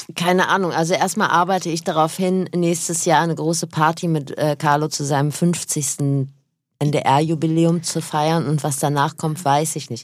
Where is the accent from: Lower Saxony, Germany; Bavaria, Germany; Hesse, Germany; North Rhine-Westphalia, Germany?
North Rhine-Westphalia, Germany; moved away; ich komme aus Nordrhein-Westfalen, da gab es nur den WDR